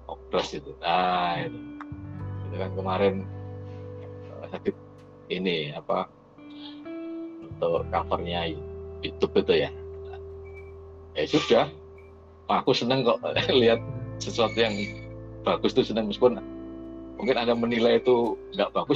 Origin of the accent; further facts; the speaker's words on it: Surabaya, East Java, Indonesia; Saya dari Surabaya, saya tok deal.